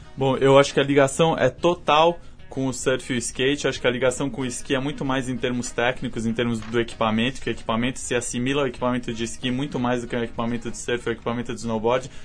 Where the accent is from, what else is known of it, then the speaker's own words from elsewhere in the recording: Brazil; nós brasileiros